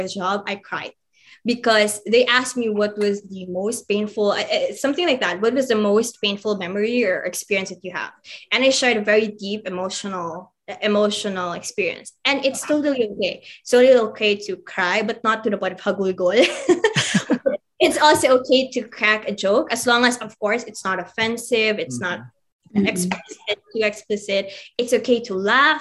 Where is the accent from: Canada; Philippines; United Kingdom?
Philippines; as a Filipino, specifically as a Filipino